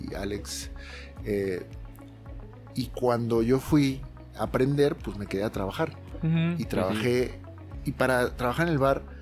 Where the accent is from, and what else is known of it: Mexico; also born or lived in Las Vegas